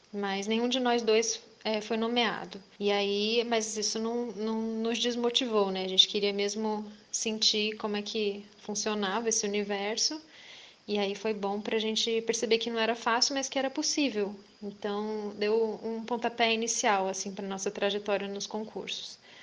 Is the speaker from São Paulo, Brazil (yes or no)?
no; Visconde de Mauá, Rio de Janeiro, Brazil; eu sou de Visconde de Mauá, né, minha família é de lá